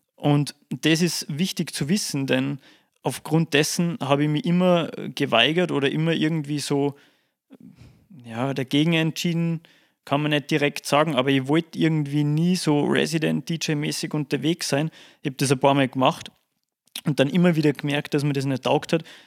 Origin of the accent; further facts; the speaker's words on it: Salzburg, Austria; bei uns in Salzburg